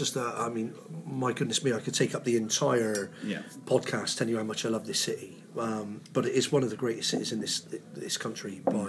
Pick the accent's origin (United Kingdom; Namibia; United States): United Kingdom; Bristol, South West England; accent: Bristolian; Well, initially, we lived in Bishopston. That was my parents' first house. So I was born in Southmead Hospital. We lived in Bishopston until 1981. So I was coming up for my 7th birthday.